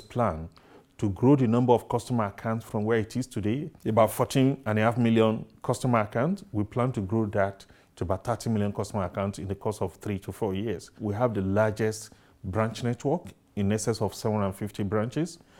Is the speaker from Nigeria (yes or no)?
yes; Nigeria